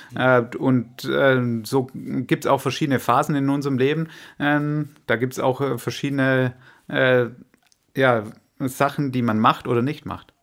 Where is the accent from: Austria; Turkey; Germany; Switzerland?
Germany; Swabia; als Schwabe